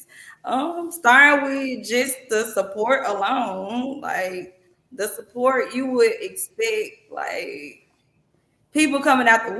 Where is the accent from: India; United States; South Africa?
United States; Holly Springs, Mississippi; I'm from Holly Springs. Holly Springs, Mississippi